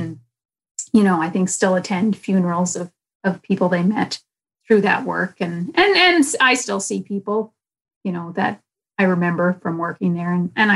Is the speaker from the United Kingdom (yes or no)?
no; Winnipeg, Manitoba, Canada; I was born in Winnipeg, yeah, at the Women's Hospital